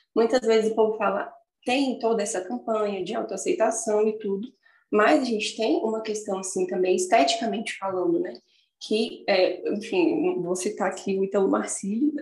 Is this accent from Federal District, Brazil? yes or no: yes; Brasília, Federal District, Brazil; eu sou de Brasília